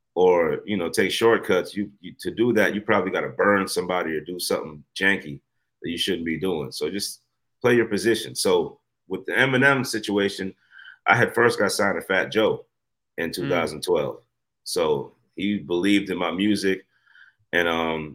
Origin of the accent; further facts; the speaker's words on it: Guyana; also born or lived in Brooklyn, New York, United States; now in United States; I'm not American. I came from Guyana, South America. So when I first came to America, I moved to Brooklyn.